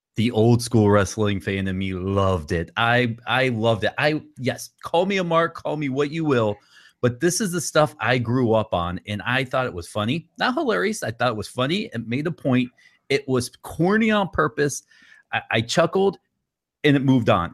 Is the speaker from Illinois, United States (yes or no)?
no; Atlanta, Georgia, United States; I grew up in Atlanta